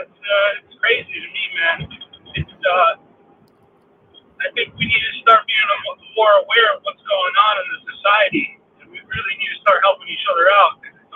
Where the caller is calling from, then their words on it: upstate New York, United States; I'm calling from upstate New York.